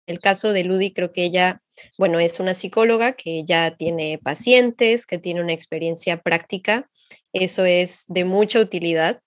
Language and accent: Spanish; Xalapa, Veracruz, Mexico; moved away as an adult; now in France; yo soy de Jalapa, México.